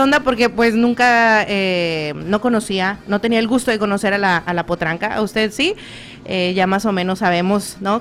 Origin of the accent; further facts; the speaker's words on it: Guadalupe, Nuevo León, Mexico; also born or lived in Cadereyta Jiménez, Nuevo León; now in Greenville, United States; yo nací en Guadalupe, Nuevo León